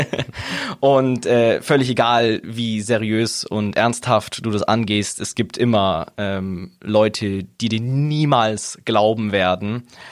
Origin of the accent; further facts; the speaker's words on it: Augsburg, Bavaria, Germany; ich bin gebürtiger Augsburger. Ich komme von hier, bin hier aufgewachsen, bin hier zur Schule gegangen